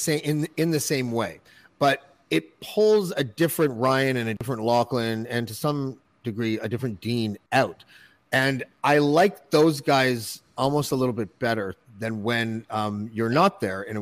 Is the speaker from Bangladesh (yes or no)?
no; Toronto, Ontario, Canada; moved away as an adult; you live in Toronto, like your whole life, basically, because until I was 20, I lived in the suburbs and then downtown for 25 years.